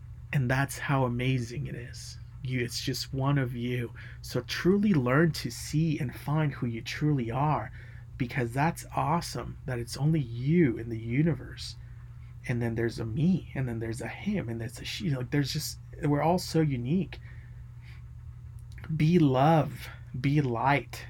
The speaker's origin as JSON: {"language": "English", "country": "United States", "said": "I'm an American too"}